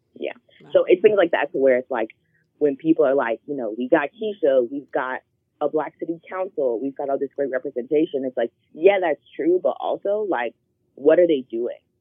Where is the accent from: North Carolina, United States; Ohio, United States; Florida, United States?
North Carolina, United States; Charlotte; I grew up in Charlotte, North Carolina